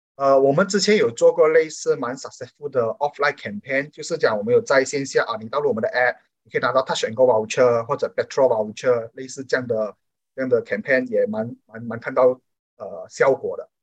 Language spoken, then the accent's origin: Chinese; Malaysia; 我们马来西亚人民